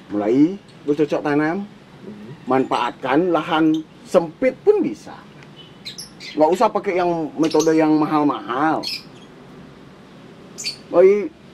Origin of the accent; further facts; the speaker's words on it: Bali, Indonesia; kita orang Bali itu anak-anak muda sekarang banyak usaha jualan arak segala macam koktel-koktel gitu